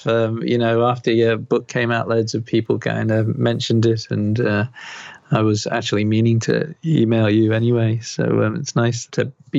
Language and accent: English; Liverpool, North West England, United Kingdom; moved away as an adult; now in Australia; Oh, no, I'm from Liverpool, UK originally, like about 27 years ago. So when I go back to Liverpool, people go, where are you from? You're not from here.